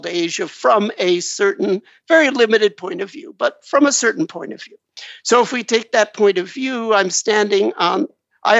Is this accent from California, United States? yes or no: yes; Los Angeles, California, United States; I was born in the West, but Los Angeles, California, to be specific